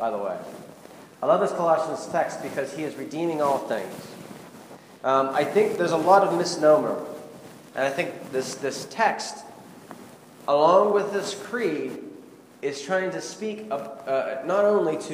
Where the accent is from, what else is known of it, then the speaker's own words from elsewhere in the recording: Pittsburgh, Pennsylvania, United States; I'm from Pittsburgh